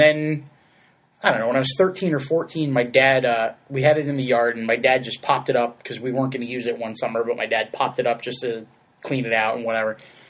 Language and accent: English; Shelton, Connecticut, United States; where I grew up in the Naugatuck Valley.